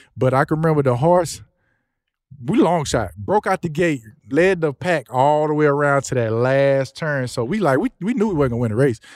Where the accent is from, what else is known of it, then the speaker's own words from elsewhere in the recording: Houston, Texas, United States; also born or lived in Louisiana; me growing up in the Houston area, especially being from here